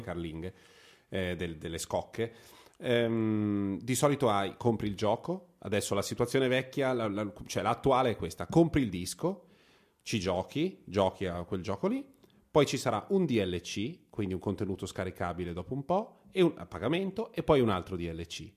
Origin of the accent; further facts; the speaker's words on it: Varese, Lombardy, Italy; per chi come me ha a che fare con la Svizzera da sempre, perché sono di Varese